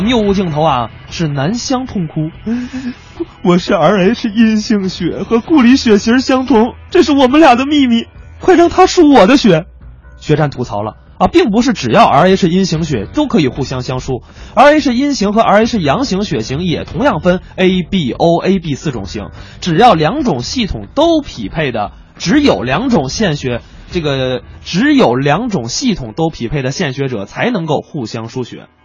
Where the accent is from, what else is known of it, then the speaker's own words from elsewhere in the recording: Beijing, China; 咱们北京人就讲究玩点这个文玩啊